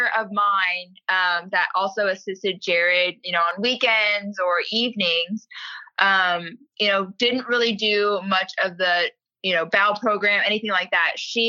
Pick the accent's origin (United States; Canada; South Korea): South Korea; born there; So I'm a self-proclaimed Army brat, but my father served in the Army for 22 years, retired, and then has continued working on base at Fort Knox. So growing up, I was born in Korea on an Army base